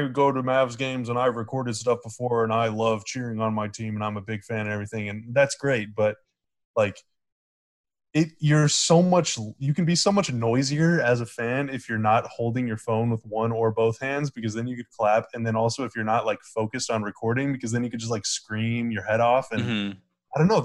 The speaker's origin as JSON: {"language": "English", "country": "United States", "said": "I'm an American with an American data plan"}